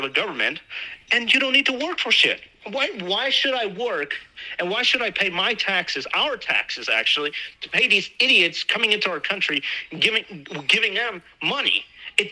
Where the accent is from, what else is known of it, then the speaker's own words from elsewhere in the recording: United States; I'm American. I speak English